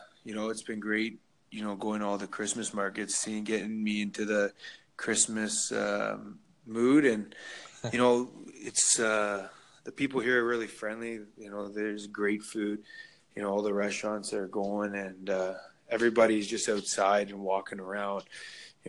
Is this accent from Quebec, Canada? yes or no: no; Markham, Ontario, Canada; I grew up in Markham. That's where I was raised